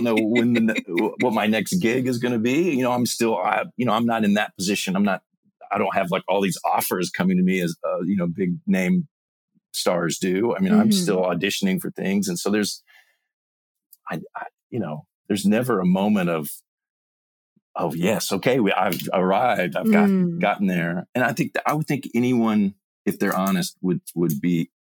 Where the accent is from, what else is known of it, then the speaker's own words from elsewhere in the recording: Mississippi, United States; I grew up in Mississippi, happy family